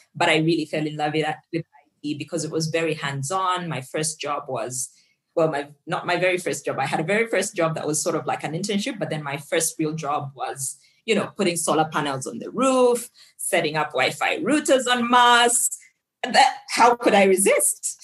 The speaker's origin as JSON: {"language": "English", "country": "Zambia", "moved": "yes", "lives_now": "Nairobi, Kenya", "said": "I'm from Zambia originally"}